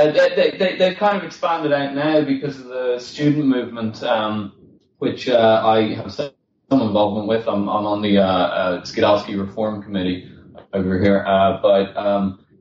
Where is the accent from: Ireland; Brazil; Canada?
Ireland; Dublin, Leinster; moved away as an adult; now in London, United Kingdom; I'm from Dublin originally, and I moved to London about four and a half years ago